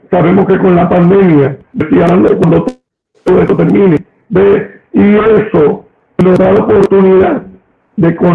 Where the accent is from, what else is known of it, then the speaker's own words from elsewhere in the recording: Puerto Rico; Claro, pues, esa es la manera en que somos puertorriqueños, esa es la manera en que somos nosotros.